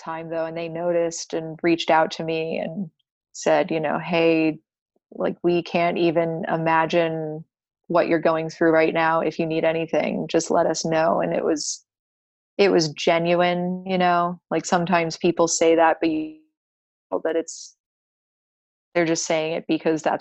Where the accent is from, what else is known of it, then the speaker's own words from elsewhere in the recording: Gainesville, Florida, United States; also born or lived in Georgia / Colorado; I am from Gainesville. My parents live here